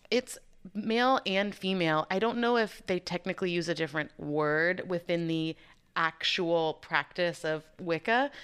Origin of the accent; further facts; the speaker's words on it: Chicago, Illinois, United States; moved away as an adult; also born or lived in Waco, Texas; I'm originally from Chicago